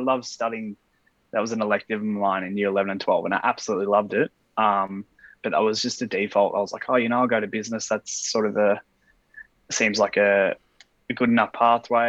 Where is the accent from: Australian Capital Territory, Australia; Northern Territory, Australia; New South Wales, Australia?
New South Wales, Australia; Sydney; moved away as an adult; also born or lived in Sandringham, Victoria / Brisbane, Queensland; now in Alice Springs, Australia; I was born in Sandringham in Victoria in 1992. Spent a couple of years there and moved to sunny Brisbane till about 1994 roughly, and then moved to Sydney, where I spent, you know, the rest of my life really until moving to Alice Springs